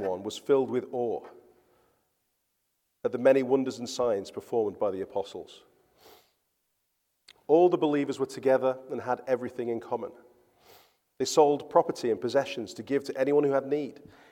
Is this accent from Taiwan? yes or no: no; England, United Kingdom; moved away as an adult; also born or lived in London; now in Gothenburg, Sweden; I'm English